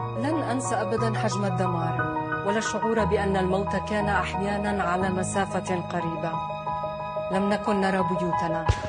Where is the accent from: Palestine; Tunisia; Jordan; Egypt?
Palestine; Jerusalem; انا بنت القدس